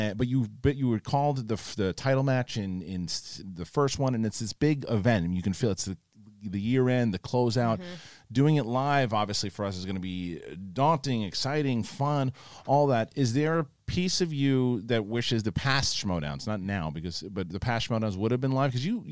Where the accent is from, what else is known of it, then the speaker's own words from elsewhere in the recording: Saskatchewan, Canada; I'm flying in from Saskatchewan, Canada.